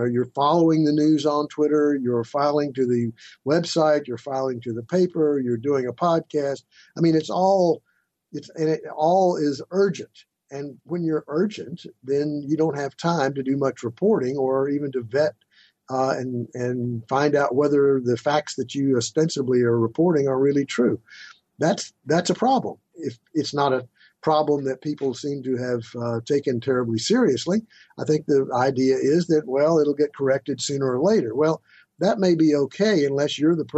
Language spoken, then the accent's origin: English; Tennessee, United States; moved away; I'm from a little town in Tennessee